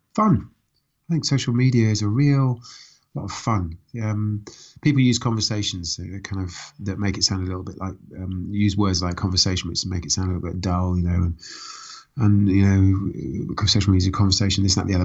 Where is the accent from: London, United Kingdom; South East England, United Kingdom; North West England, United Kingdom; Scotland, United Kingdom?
South East England, United Kingdom; Reading; also born or lived in Woking; I was born in Woking. I grew up in Reading